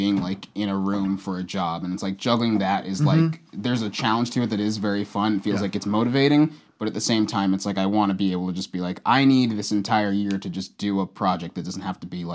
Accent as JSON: {"language": "English", "town": "Dallas", "region": "Texas", "country": "United States", "tie": "born or raised there", "also_born_or_lived": "London", "moved": "as an adult", "lives_now": "Los Angeles, United States", "said": "I grew up in Dallas"}